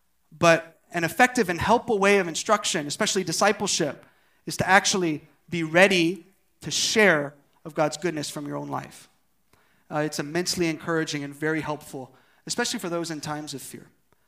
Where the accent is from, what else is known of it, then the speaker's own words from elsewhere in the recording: Uijeongbu, Gyeonggi Province, South Korea; I'm from Wijangbu, whoop whoop.